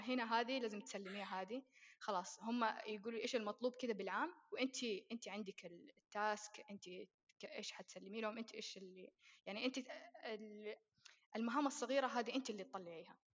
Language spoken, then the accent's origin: Arabic; Saudi Arabia; إحنا عندنا في السعودية